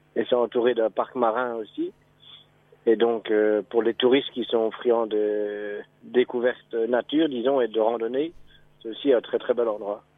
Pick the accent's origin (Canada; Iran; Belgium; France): Belgium; moved away as an adult; also born or lived in Mauritius; now in Seychelles; ça fait trois ans maintenant que que oui, j'ai quitté la Belgique